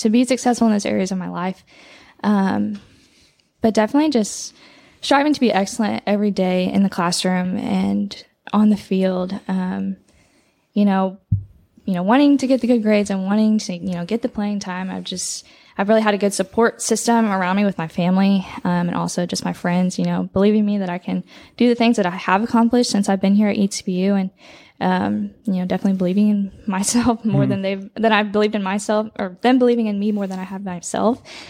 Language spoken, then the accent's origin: English; McKinney, Texas, United States; I'm from McKinney, Texas, which is in the Dallas area